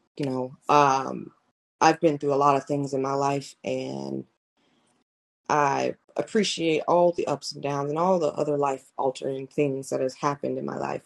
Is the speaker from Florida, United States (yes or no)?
yes; Clearwater, Florida, United States; growing up, I'm from Clearwater, Florida.